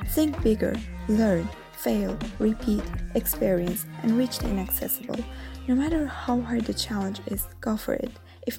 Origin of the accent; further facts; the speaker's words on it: Azerbaijan; now in Rome, Italy; a data scientist in Italy. Although I'm living in Rome, originally I am from Azerbaijan.